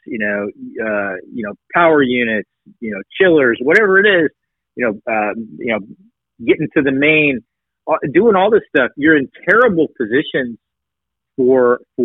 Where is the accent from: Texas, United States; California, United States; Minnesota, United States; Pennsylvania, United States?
California, United States; Tehachapi; also born or lived in Redondo Beach, California; I was born in Redondo Beach, California. I spent my formative years in a little town called Tehachapi.